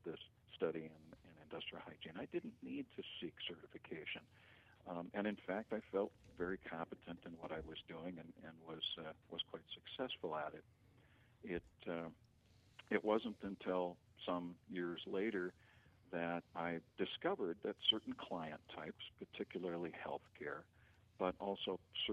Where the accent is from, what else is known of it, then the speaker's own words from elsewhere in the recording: Twin Cities, Minnesota, United States; I grew up in the Twin Cities